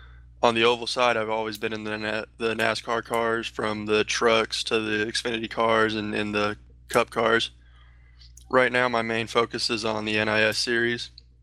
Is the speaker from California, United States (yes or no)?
yes; Ontario, California, United States; I'm from Ontario, California, 22 years old.